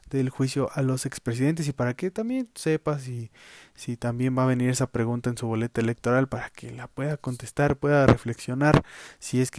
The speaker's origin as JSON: {"language": "Spanish", "country": "Mexico", "said": "pues como buenos mexicanos"}